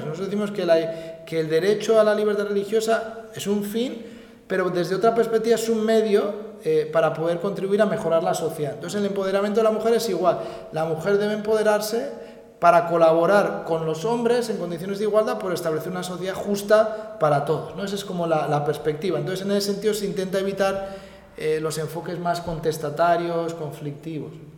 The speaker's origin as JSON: {"language": "Spanish", "town": "San Sebastián", "region": "Basque Country", "country": "Spain", "moved": "yes", "lives_now": "Madrid, Spain", "said": "yo, yo soy de San Sebastián, he vivido, pero he vivido en Madrid en los últimos años"}